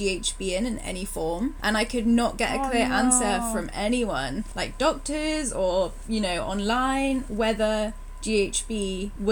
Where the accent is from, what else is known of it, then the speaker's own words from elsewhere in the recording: Bristol, South West England, United Kingdom; moved away as an adult; also born or lived in Manchester; now in London, United Kingdom; I'm from Bristol, but living in London at the moment.